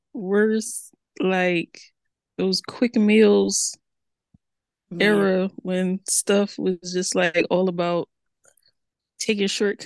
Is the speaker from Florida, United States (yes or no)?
no; Philadelphia, Pennsylvania, United States; I'm from Philly, so tails and tails sounds the same.